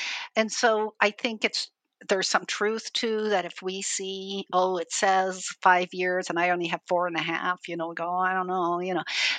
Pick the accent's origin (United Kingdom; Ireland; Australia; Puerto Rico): Ireland; Dublin, Leinster; I'm originally from Ireland. I grew up in Dublin, in Ireland.